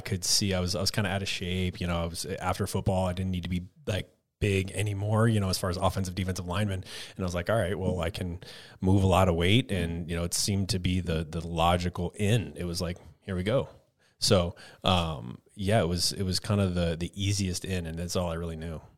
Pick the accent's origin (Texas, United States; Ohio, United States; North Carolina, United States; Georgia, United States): Texas, United States; moved away as an adult; also born or lived in Colorado; I grew up in Texas